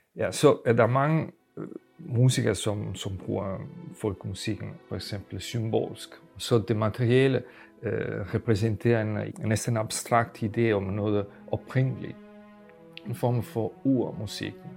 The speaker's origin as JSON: {"language": "Danish", "country": "Italy", "second_language": "Danish", "moved": "yes", "lives_now": "Denmark", "said": "Jeg kommer fra Italien"}